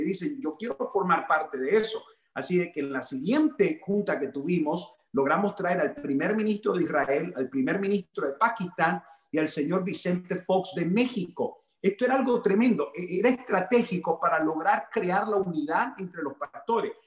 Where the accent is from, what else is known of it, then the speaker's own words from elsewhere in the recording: Managua, Nicaragua; now in United States; Nicaragua es mi país eh, conocido mejor como pinolero, así es que somos pinoleros de la bella Managua, la capital, yo soy capitalino